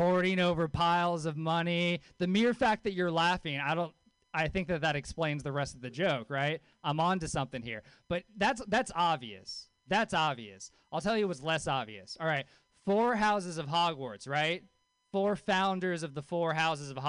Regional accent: Louisiana, United States; I grew up in Louisiana. I grew up with a hippie mom in Louisiana

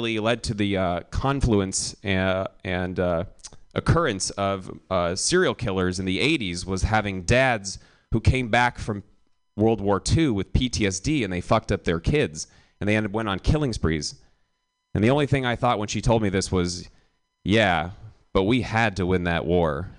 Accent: Milwaukee, Wisconsin, United States; I grew up in Milwaukee

